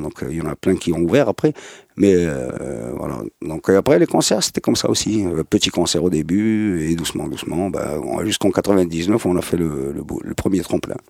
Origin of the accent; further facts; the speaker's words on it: Casablanca, Casablanca-Settat, Morocco; Je suis né en 72 à Casablanca, à La Folle plus précisément, les années 70 à Gauthier, des années 80 à Gauthier, les années 90 à Gauthier